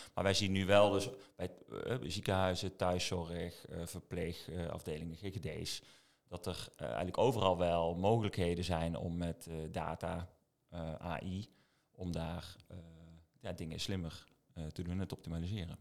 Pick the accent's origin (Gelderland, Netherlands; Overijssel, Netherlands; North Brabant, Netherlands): North Brabant, Netherlands; Eindhoven; also born or lived in Maastricht; Eindhovenaar in hart en nieren